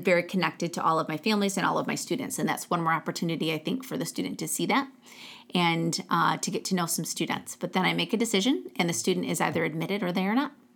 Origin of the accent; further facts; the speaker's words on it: Genesee County, Michigan, United States; I grew up in Genesee County, just outside of Flint, Michigan.